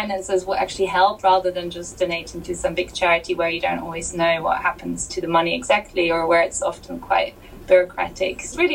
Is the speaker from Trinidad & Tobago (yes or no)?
no; Germany; moved away as an adult; also born or lived in Australia; I was born in Australia actually, and I moved to Germany when I was 6, and so yeah, I lived in Germany from 6 to 18, so that really is kind of the majority of my upbringing